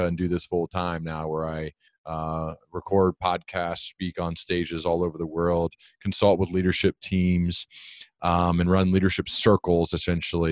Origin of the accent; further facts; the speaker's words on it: Dayton, Ohio, United States; I grew up here in Dayton, Ohio